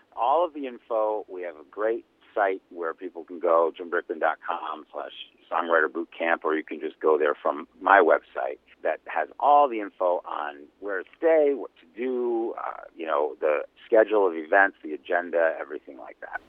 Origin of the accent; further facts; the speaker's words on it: Cleveland, Ohio, United States; the rock and roll capital of the world, my hometown, Cleveland, Ohio